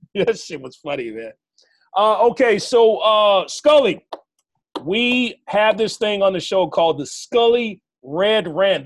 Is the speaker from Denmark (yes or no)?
no; Arkansas, United States; now in California, United States; I'm from Arkansas